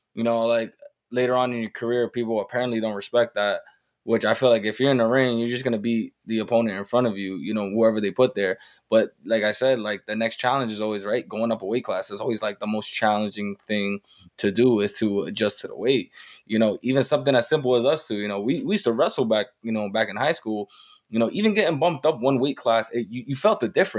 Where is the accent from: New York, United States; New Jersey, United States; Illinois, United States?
New York, United States; I'm a New Yorker.